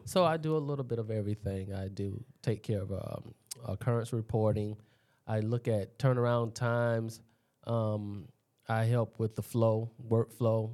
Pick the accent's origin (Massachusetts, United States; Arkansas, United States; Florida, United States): Florida, United States; Daytona Beach area; also born or lived in Washington, D.C.; when I came down here, I was a young kid, and I actually went to Tamoka Elementary